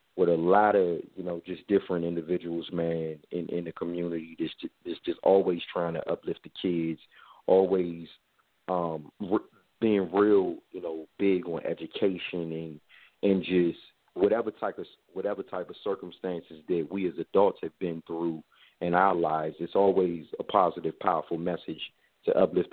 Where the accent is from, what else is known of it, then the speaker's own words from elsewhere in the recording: Forestville, Maryland, United States; I grew up in Forestville, Maryland